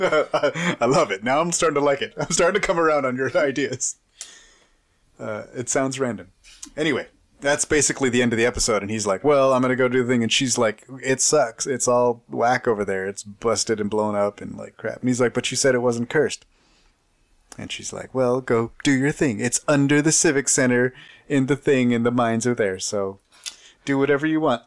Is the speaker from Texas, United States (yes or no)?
yes; Texas, United States; I'm like from Texas